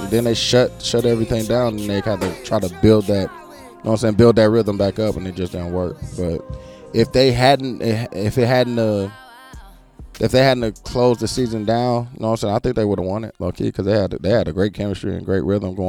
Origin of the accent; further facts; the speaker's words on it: Milwaukee, Wisconsin, United States; I'm from Milwaukee